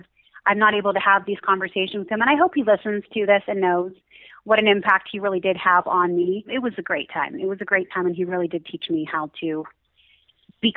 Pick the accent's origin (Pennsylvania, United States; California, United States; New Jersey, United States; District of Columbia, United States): Pennsylvania, United States; Pittsburgh; moved away as an adult; now in Utah, United States; I'm actually from Pittsburgh